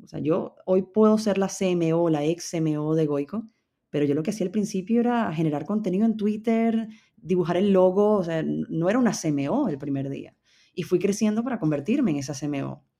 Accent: Venezuela; moved away as an adult; now in Madrid, Spain; somos venezolanos

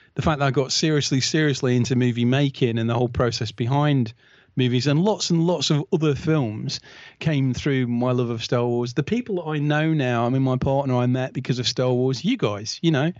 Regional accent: United Kingdom; as a, as a British fan

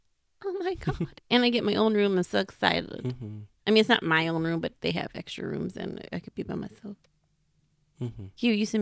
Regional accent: Chicago, Illinois, United States; because, hello, we are from Chicago.

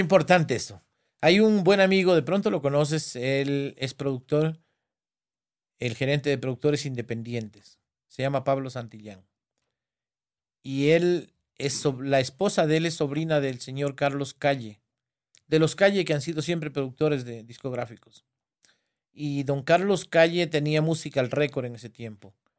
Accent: Alamor, Loja, Ecuador; donde yo nací, en Alamor, pueblo nuevo exactamente donde yo nací

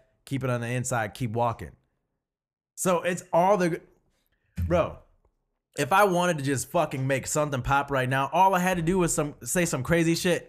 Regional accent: Pontiac, Michigan, United States; It's like, I grew up in Pontiac, but I want to look down on it because I think I can have better because I've been here.

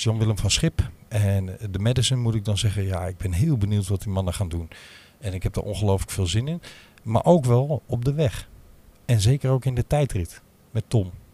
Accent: Limburg, Netherlands; moved away; also born or lived in Amsterdam; als Limburger

